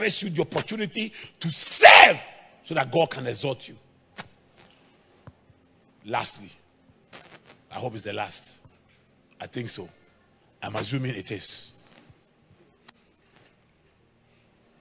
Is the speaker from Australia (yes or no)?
no; Ghana; English is a second language; also born or lived in Germany; I come from Ghana